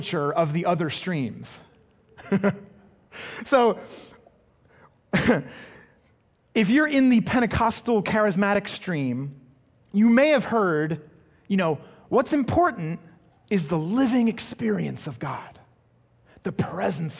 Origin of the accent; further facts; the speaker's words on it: England, United Kingdom; growing up in England, I attended a school